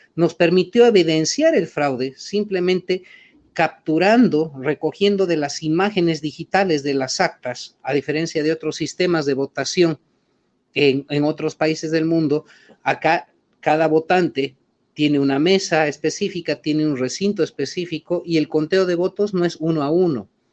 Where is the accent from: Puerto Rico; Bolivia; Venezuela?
Bolivia